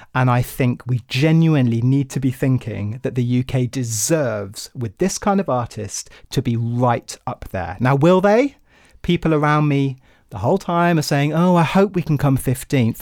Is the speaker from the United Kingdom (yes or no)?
yes; United Kingdom; my home country